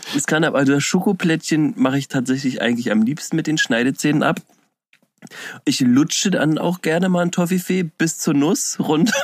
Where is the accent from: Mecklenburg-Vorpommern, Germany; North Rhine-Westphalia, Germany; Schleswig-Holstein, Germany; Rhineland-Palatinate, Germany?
Rhineland-Palatinate, Germany; Koblenz; now in Berlin, Germany; ich bin gebürtiger Koblenzer